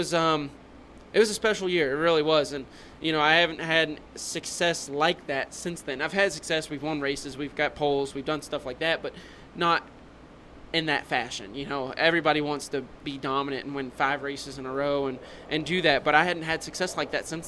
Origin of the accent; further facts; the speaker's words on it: Louisville, Kentucky, United States; moved away; also born or lived in North Carolina; We come from Louisville, Kentucky